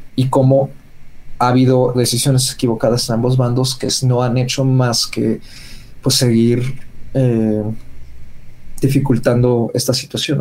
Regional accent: Mexico; nosotros como público mexicano

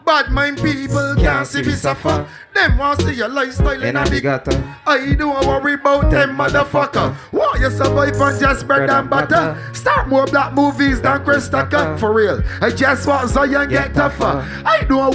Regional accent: Barbados; now in United States; Big up me island. I love Detroit and time we tell them. You know that, I'm from Barbados.

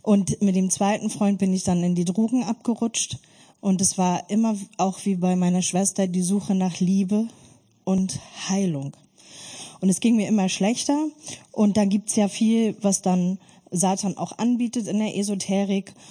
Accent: Germany; Ich bin in der DDR-Diktatur aufgewachsen und mit einer ganz großen Gewaltfamilie

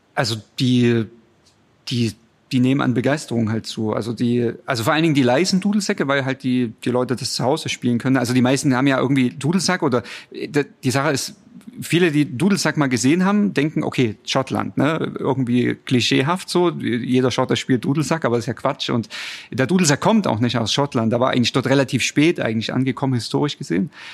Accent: Chemnitz, Saxony, Germany; also born or lived in Rhine-Main area, Hesse; now in Dresden, Germany; Ich stamme ursprünglich aus Chemnitz, bei Chemnitz und äh, bin dann irgendwann nach Hessen gezogen und dann nach Dresden

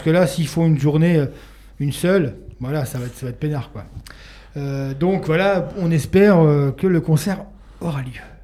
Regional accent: Paris, Île-de-France, France; moved away as an adult; now in Lorraine, France; je suis pas lorrain, hein. moi je suis parisien, j'ai atterri en Lorraine il y a quelques années

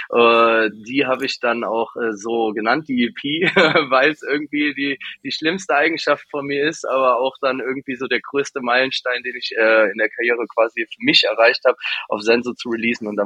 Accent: Cologne, North Rhine-Westphalia, Germany; Köln ist auch irgendwie ein Dorf, ne? dieses Klüngeln, wie man es bei uns nennt

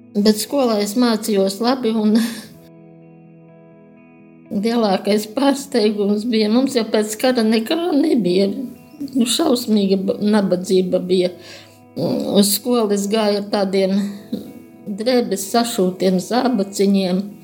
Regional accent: Jaungulbene, Gulbene Municipality, Latvia; Es nāku no Gulbenes rajona, Jaungulbenes ciema. Piedzimu sīkražotāju ģimenē

